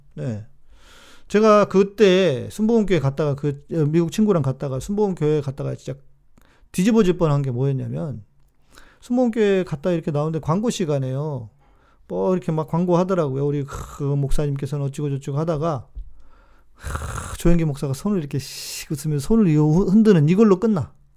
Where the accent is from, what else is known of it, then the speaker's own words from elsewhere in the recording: South Korea; 제가 한국에서 왔다고